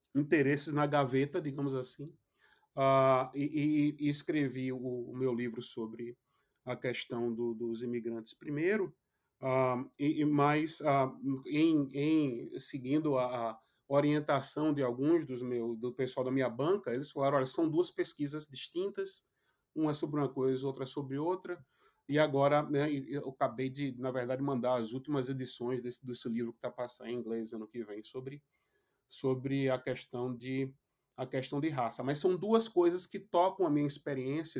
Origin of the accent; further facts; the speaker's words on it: Brazil; now in United States; eu aprendi um pouquinho de inglês aqui e desaprendi um pouquinho de português